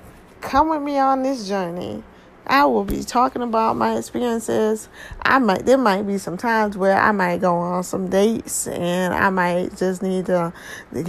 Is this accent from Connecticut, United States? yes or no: yes; New Haven, Connecticut, United States; born and raised in New Haven, Connecticut